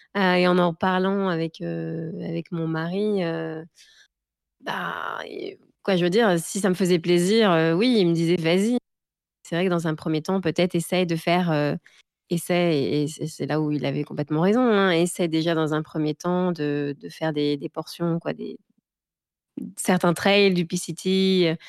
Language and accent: French; France; moved away as an adult; also born or lived in Gers / Paris; now in Seattle, United States; je viens aussi de, bah, de de du du sud de la France, donc j'ai grandi entre le Gers et, Paris